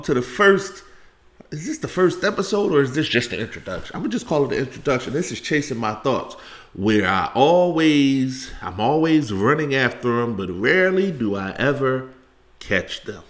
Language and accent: English; Philadelphia, Pennsylvania, United States; I'm from Philly